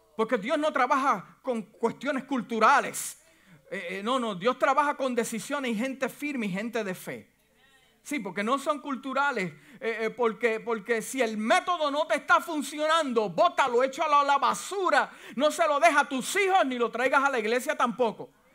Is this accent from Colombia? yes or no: no; Puerto Rico; now in United States; Y aunque mi, familia es puertorriqueña y yo nací en Puerto Rico